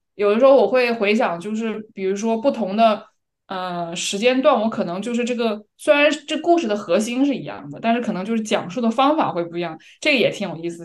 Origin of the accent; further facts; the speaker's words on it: China; moved away as an adult; now in Copenhagen, Denmark; 我从小在国内长大